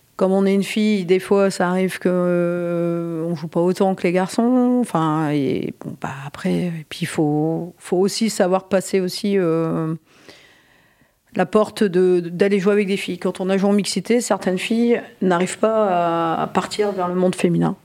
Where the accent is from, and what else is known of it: Côte d'Opale, Hauts-de-France, France; born or raised there